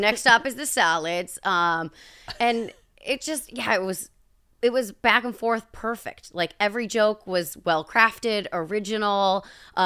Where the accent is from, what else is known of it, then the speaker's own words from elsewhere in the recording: Midwest, United States; I'm from the Midwest